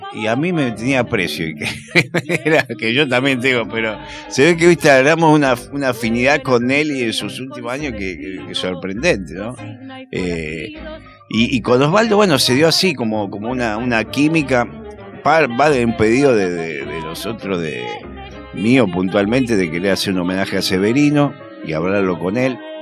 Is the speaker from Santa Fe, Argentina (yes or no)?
yes; Rosario, Santa Fe, Argentina; also born or lived in La Boca, Buenos Aires; now in Buenos Aires, Argentina; yo soy de Rosario, pero soy de un barrio Rosario